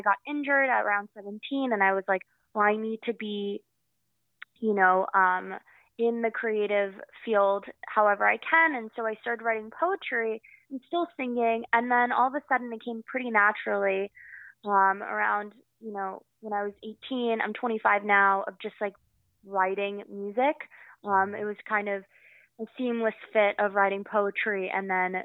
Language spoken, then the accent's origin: English; New York, United States; also born or lived in Paris, France; I was born in Paris. I moved to New York when I was 4 years old.